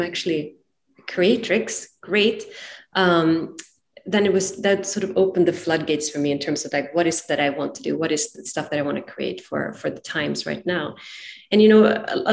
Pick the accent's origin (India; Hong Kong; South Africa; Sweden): Sweden; moved away as an adult; now in San Francisco, United States; I'm originally from Sweden and found myself moved to San Francisco about 20 years ago